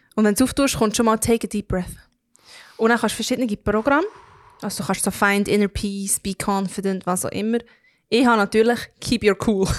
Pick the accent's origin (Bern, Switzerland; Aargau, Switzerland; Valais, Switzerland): Bern, Switzerland; Belpmoos; Ich komme aus dem Baubmoos, ich rede wie ich rede.